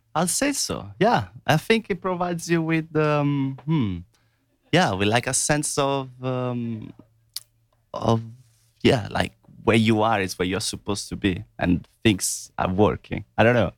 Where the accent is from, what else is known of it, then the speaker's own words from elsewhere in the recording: Italy; moved away; growing up in Italy